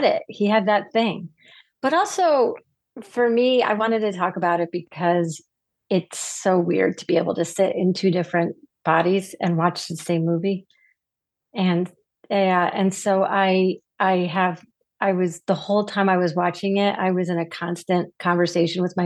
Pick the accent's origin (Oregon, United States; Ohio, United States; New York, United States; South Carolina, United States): New York, United States; Syracuse; I was growing up in Syracuse, New York